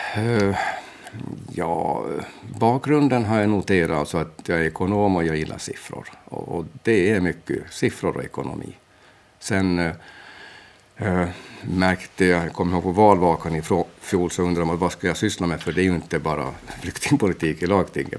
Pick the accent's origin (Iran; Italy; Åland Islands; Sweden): Åland Islands; Mariehamn; also born or lived in Portugal; jag är från Mariehamn